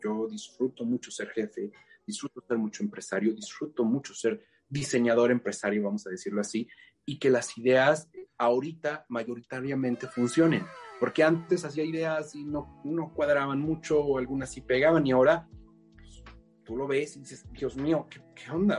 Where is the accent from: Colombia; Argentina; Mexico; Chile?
Mexico; como mexicanos no reconozcamos